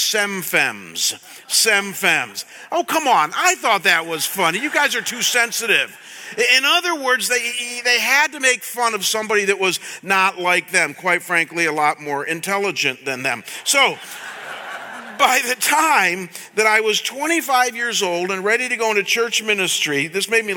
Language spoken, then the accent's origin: English; Chagrin Falls, Ohio, United States; my hometown of Chagrin Falls, Ohio, when I was growing up